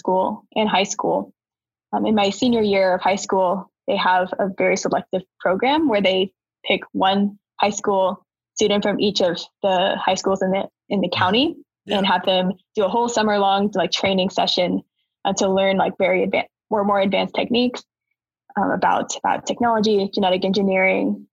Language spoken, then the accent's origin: English; Huntsville, Alabama, United States; moved away as an adult; also born or lived in Georgia Tech (Atlanta, Georgia); I was born and raised in Huntsville, Alabama